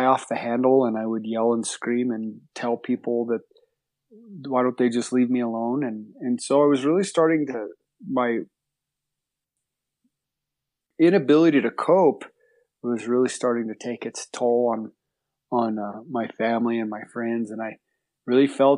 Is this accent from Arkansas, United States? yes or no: no; New Mexico, United States; I was born in New Mexico. I grew up, my folks had horses when I was a kid